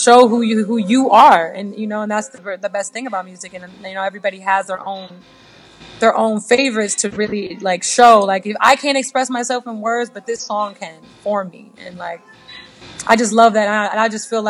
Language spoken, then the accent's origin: English; United States; I'm American. I grew up in America.